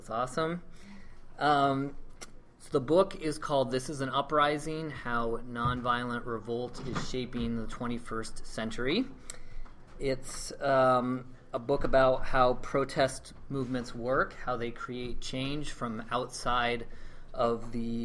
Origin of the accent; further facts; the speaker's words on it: Iowa, United States; Paul and I grew up in Iowa